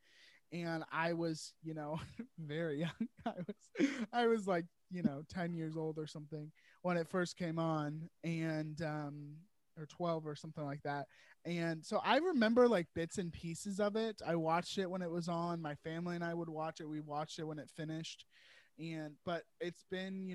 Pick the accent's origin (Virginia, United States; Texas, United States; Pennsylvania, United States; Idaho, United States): Virginia, United States; I'm born and raised in Virginia, and I've lived here my whole life